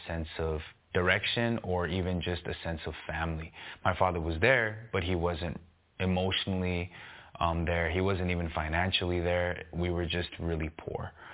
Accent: San Gabriel Valley, California, United States; when I was younger, I grew up in the San Gabriel Valley.

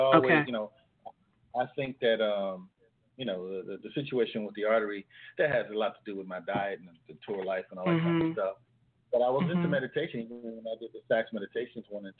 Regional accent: California, United States; now in Boston, United States; I come from California

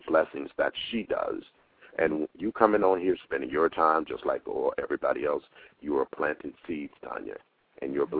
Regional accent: Fort Lauderdale, Florida, United States; moved away as an adult; now in New York, United States; I was born in Fort Lauderdale

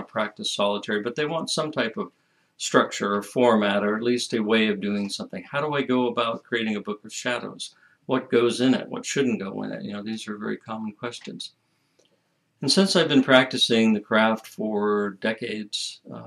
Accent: United States; As an American

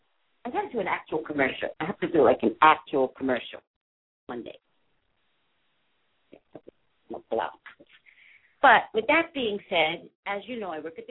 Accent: East Coast, United States; I'm from the East Coast

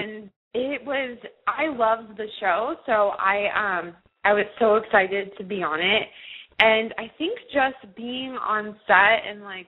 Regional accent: Snellville, Georgia, United States; moved away; I was born and raised in Georgia. I was actually, I say Atlanta because no one really knows the town that I'm actually from. It's called Snellville.

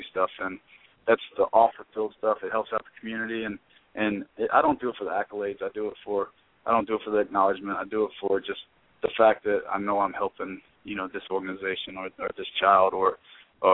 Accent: Louisville, Kentucky, United States; I'm from Louisville, Kentucky

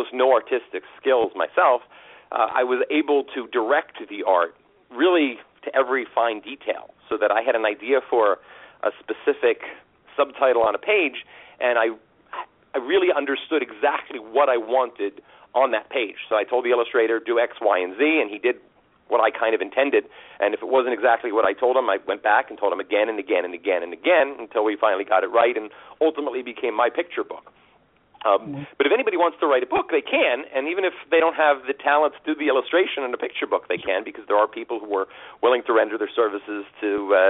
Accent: Los Angeles, California, United States; moved away as an adult; also born or lived in suburb of New York City; now in New York, United States; I grew up actually in Los Angeles, and I've been on the East Coast now for about 20-something years.

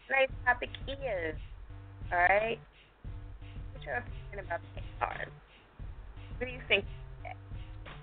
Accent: New Jersey, United States; That's my home state

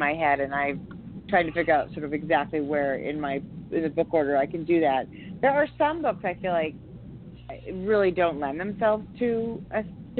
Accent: San Francisco Bay Area, California, United States; moved away as an adult; now in Montana, United States; I grew up in the San Francisco Bay Area

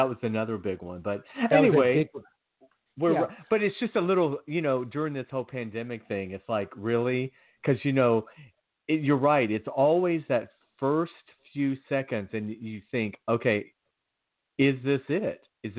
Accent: Athens, Georgia, United States; moved away; everyone knows I'm from Georgia. If you don't know, if you are a new listener, I was born in Athens, Georgia, and grew up with some wonderful friends.

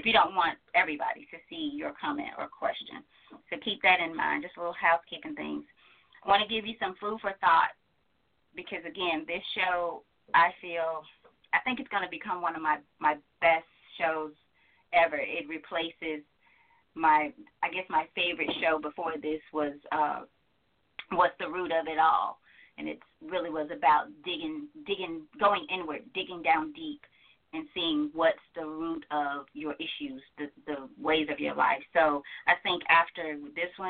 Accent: Georgia, United States; I'm from Georgia

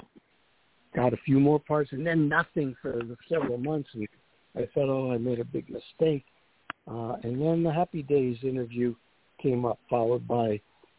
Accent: New York City, New York, United States; moved away as an adult; also born or lived in Pennsylvania / Los Angeles; I was born in Brooklyn, in the Flatbush section of Brooklyn, and had a great upbringing there, went to public schools, and then Erasmus Hall High School

